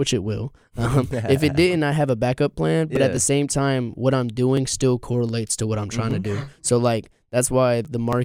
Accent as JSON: {"language": "English", "town": "Greensboro", "region": "North Carolina", "country": "United States", "tie": "born or raised there", "also_born_or_lived": "Fort Lauderdale, Florida", "moved": "as an adult", "lives_now": "Raleigh, United States", "said": "I was born there, moved to North Carolina when I was like 5 or 6 in that area, moved to Greensboro, had stayed there ever since"}